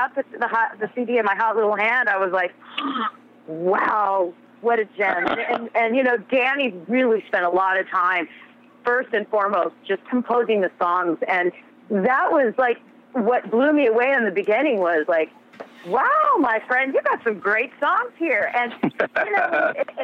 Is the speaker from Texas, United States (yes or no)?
yes; Texas, United States; moved away as an adult; now in Los Angeles, United States; I was born and raised in Texas.